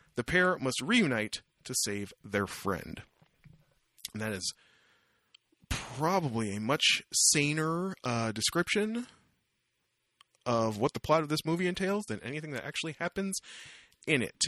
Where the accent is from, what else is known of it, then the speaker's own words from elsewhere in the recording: Windsor, Ontario, Canada; moved away as an adult; also born or lived in Kingston; I grew up in Windsor